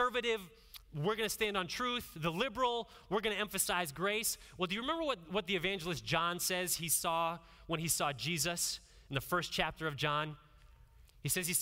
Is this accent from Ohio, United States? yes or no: yes; Northeast Ohio, United States; growing up in Northeast Ohio, I had a lot of interaction in Amish communities